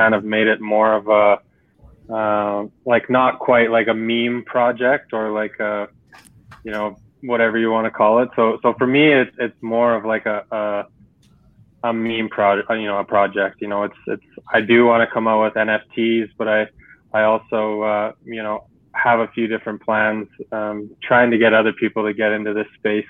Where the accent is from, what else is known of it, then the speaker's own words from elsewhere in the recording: Canada; I'm from Canada